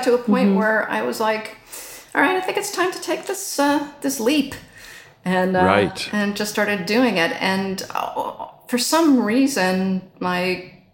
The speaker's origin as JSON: {"language": "English", "region": "New Jersey", "country": "United States", "moved": "yes", "said": "I'm originally from just outside Manhattan"}